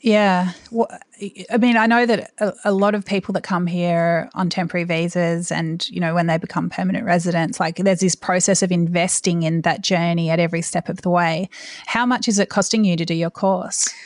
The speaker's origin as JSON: {"language": "English", "country": "Australia", "said": "as an Australian"}